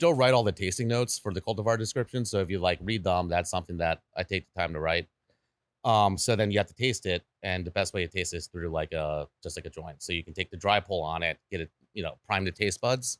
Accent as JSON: {"language": "English", "region": "Delaware", "country": "United States", "tie": "born or raised there"}